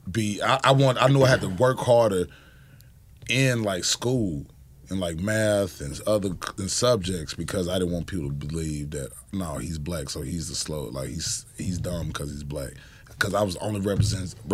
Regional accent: the South, United States; Yeah, I grew up in the South

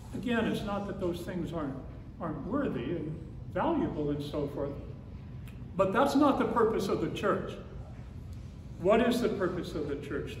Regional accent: Phoenix, Arizona, United States; When I was a boy growing up in the Episcopal Church in Phoenix

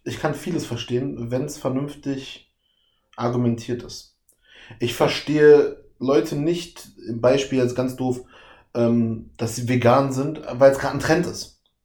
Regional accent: Berlin, Germany; Ich bin auch im Osten aufgewachsen, also Osten Deutschlands aufgewachsen. Mhm. West-Berlin, Ostdeutschland.

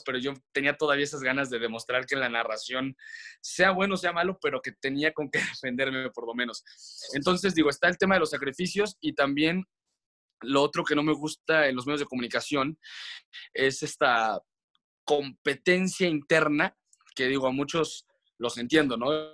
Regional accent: León, Guanajuato, Mexico; moved away as an adult; crecí en León, en León, Guanajuato, y estuve estudiando allá hasta la prepa

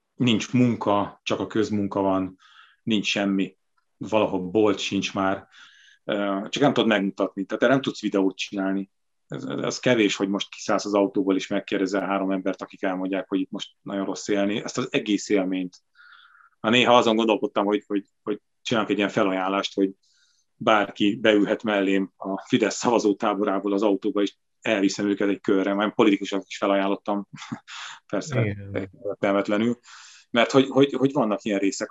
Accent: Sátoraljaújhely, Borsod-Abaúj-Zemplén, Hungary; moved away; én szülővárosomban, Sátrajóhéjen is

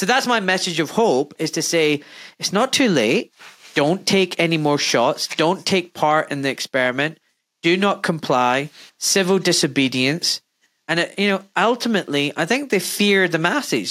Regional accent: Glasgow, Scotland, United Kingdom; I'm from Glasgow in Scotland

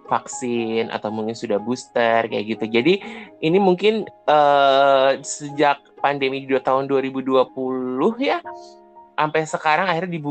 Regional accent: Jakarta, Indonesia; Even gue lahir di Jakarta ya, mm -hmm. tapi hmm gue besar di Jakarta artinya gue besar di sini bukan di Solo gitu kan

